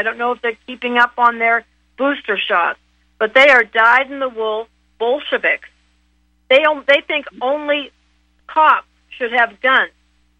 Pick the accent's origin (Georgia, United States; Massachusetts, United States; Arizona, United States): Massachusetts, United States; Boston; accent: Boston; my Boston accent's going to come back really bad.